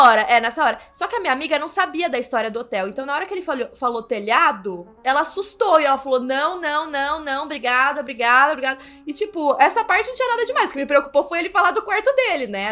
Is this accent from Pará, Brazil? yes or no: no; São Paulo, Brazil; eu sou de São Paulo